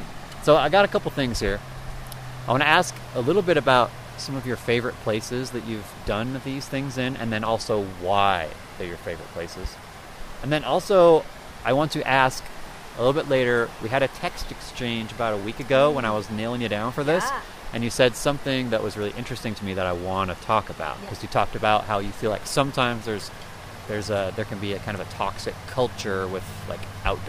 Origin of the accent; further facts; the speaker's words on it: eastern Idaho, United States; I grew up in eastern Idaho, so went to the Tetons a lot growing up.